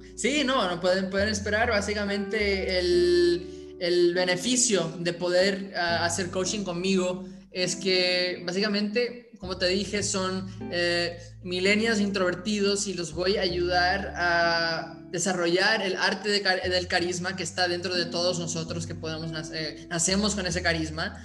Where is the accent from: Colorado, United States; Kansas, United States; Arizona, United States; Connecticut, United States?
Colorado, United States; Aspen; Yo originalmente nací en Aspen, Colorado